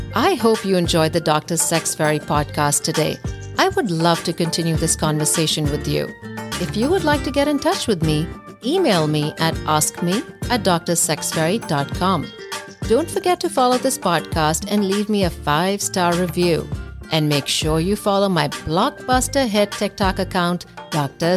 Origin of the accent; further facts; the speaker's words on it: India; moved away as an adult; now in United States; born and raised in India, but has lived almost her entire adult life in the US